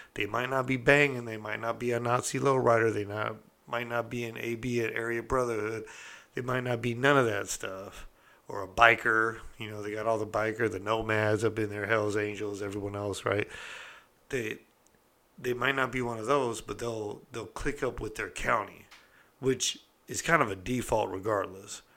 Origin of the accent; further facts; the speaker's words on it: California, United States; I'm from California